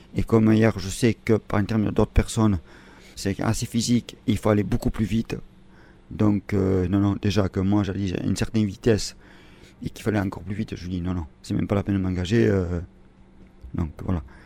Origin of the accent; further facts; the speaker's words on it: Briscous, Nouvelle-Aquitaine, France; Je suis de Briscos